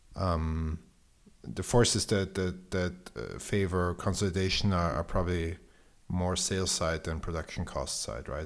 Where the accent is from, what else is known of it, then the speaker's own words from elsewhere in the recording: Austria; I'm from Austria